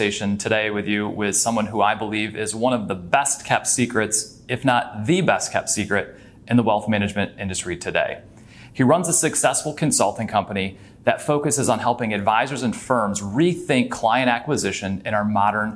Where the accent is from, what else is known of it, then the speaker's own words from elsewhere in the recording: Michigan, United States; back in Michigan, my hometown